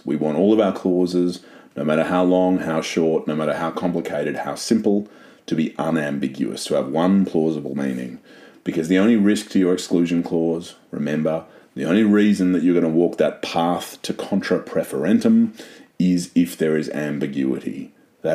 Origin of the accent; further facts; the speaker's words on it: Australia; I am a Aussie